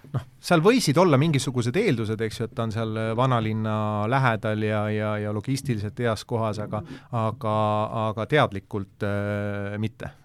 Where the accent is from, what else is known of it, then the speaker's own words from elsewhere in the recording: Tallinn, Harju County, Estonia; ma olen ise Mustamäelt pärit ja, ja, ja elasin äh, Äh, Mustamäe teel Kadakaturu kõrval